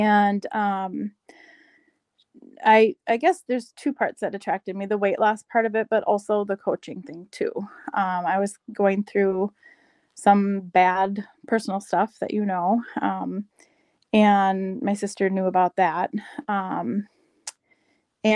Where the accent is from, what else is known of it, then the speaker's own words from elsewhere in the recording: Rochester, Minnesota, United States; also born or lived in Madison, Wisconsin; now in White Bear Lake, United States; I grew up in Rochester, Minnesota, and I now live in White Bear Lake, Minnesota